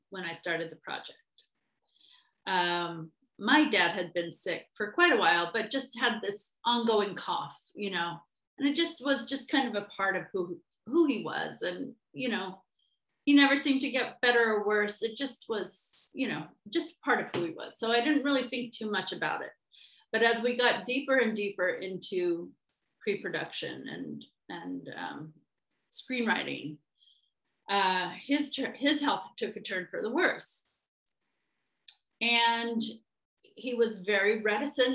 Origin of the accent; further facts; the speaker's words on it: Northern California, United States; moved away as an adult; also born or lived in Sonoma, California; now in Seattle, United States; I am a transplant from Northern California.